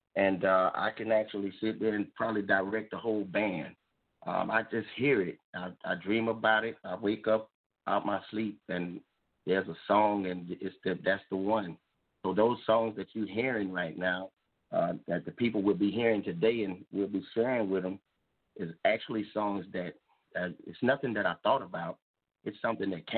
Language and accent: English; Campbellton, Florida, United States; now in Dothan, United States; I was born in a little small town called Camelton, Florida. We got two liquor stores, and everything else is dirt roads